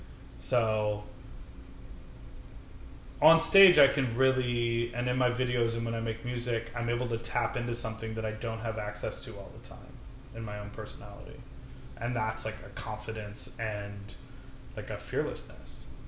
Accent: Chicago, Illinois, United States; now in New York, United States; I'm from Chicago

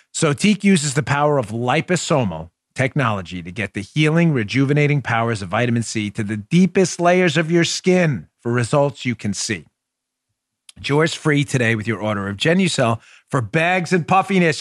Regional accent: New York City, New York, United States; growing up in New York City

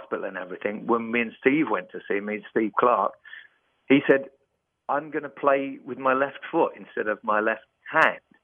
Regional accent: London, United Kingdom; I'm from London.

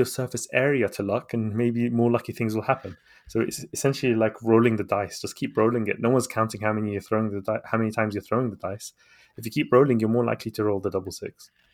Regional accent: London, United Kingdom; also born or lived in Baghdad, Iraq; to the U K when I was a baby, and I grew up here in London.

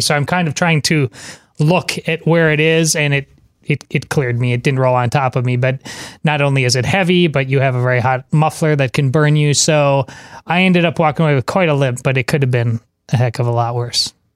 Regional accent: Madison, Wisconsin, United States; moved away; my hometown of, uh, Madison, Wisconsin

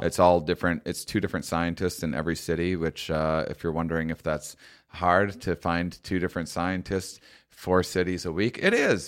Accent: La Crosse, Wisconsin, United States; moved away; Wisconsin where I'm from originally

